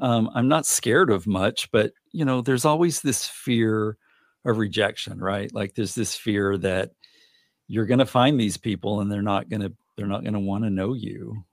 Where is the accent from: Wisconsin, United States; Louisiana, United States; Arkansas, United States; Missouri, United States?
Arkansas, United States; Little Rock; moved away; I was born on July fourteenth, nineteen seventy in Little Rock